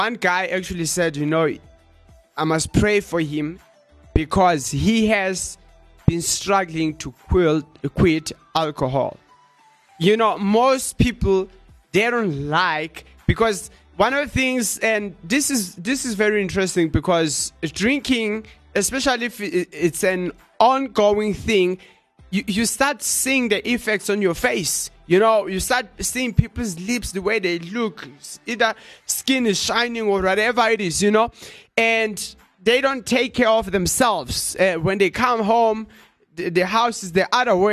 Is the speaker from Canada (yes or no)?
no; South Africa; accent: South African; my accent sounds like a South African person